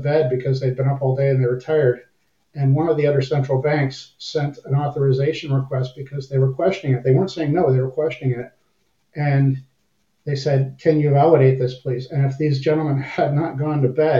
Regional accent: Windsor, Ontario, Canada; accent: half American; moved away as an adult; also born or lived in Cold Lake, Alberta; I was born and raised in Windsor, Ontario, right across the river from Detroit.

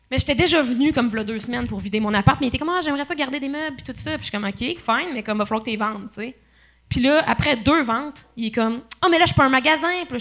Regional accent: Quebec, Canada; euh, il y avait un, en fait, je viens de l'Abitibi.

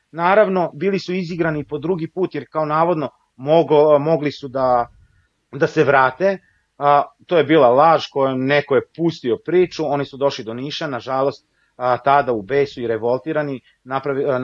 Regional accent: Kosovo; born there; ja sam rođen na Kosovu, rođen sam u Jugoslaviji i dan danas osjećam a, Jugoslaviju, odnosno Srbiju kao svoju, a, svoju domovinu.

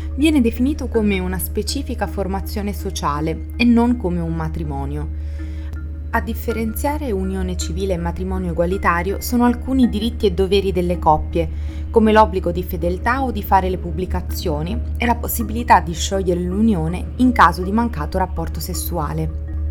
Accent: Italy

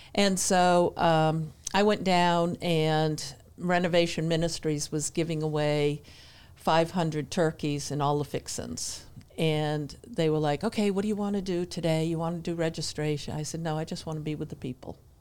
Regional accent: New Hampshire, United States; moved away as an adult; now in Denver, North Carolina, United States; I grew up in New Hampshire

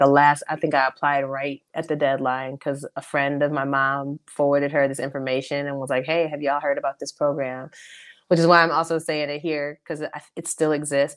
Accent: Mequon, Wisconsin, United States; also born or lived in Milwaukee; I was born in Milwaukee. Um, but when it came time to go to school, my family moved to Mequon.

